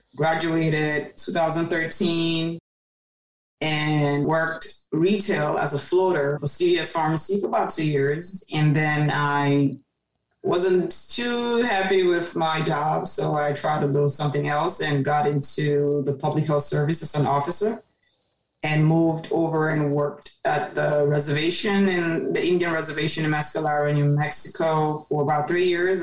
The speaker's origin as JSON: {"language": "English", "country": "Cameroon", "tie": "born or raised there", "also_born_or_lived": "Maryland, United States / Baltimore, United States", "moved": "as an adult", "lives_now": "United States", "said": "born and raised in Cameroon specifically Day till age 18 and moved to the US"}